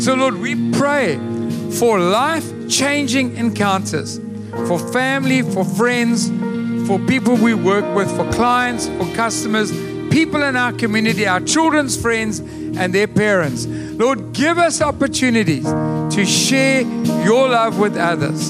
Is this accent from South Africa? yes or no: yes; Durban, KwaZulu-Natal, South Africa; moved away; We come from Durban